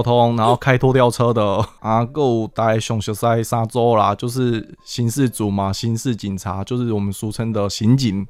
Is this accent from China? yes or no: no; Miaoli County, Taiwan; moved away as an adult; also born or lived in Sanchong, New Taipei; now in New Taipei, Taiwan; 然后我本身我苗栗人，然后又来到新北市，在三重服务